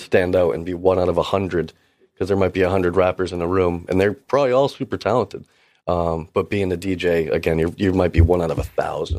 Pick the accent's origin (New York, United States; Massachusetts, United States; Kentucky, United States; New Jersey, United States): Massachusetts, United States; Gloucester; I'm actually from Cape Ann, Massachusetts, from Gloucester area.